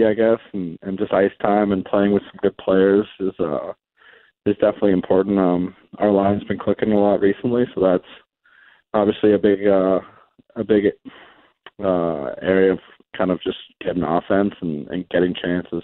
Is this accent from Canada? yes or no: yes; Vancouver, British Columbia, Canada; also born or lived in Cleveland, United States; I grew up in Canada, so I think as I think of it, I'm more Canadian